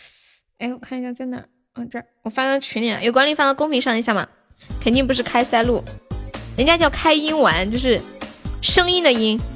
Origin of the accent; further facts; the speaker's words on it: Sichuan, China; accent: Sichuanese; 你是不是觉得我说四川话好听？